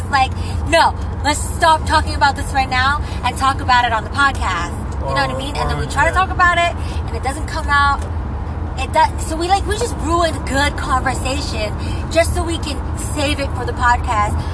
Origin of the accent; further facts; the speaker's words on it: Philippines; I'm Filipino